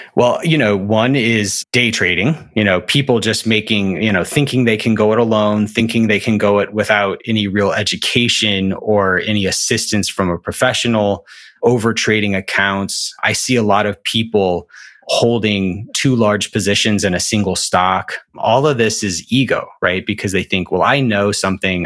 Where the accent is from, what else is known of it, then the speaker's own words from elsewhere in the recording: Alabama, United States; I'm from Alabama